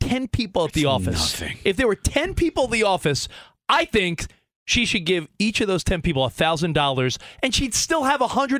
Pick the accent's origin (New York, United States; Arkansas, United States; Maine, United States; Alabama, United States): New York, United States; moved away; I say scratch-offs because I'm from New York